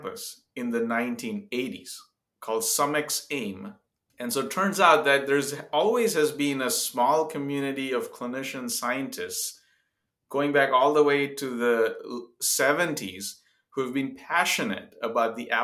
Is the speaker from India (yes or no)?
yes; India; moved away as an adult; also born or lived in Zambia; now in United States; I grew up in India, a few years in Africa, actually, as a child, in Zambia for 3 years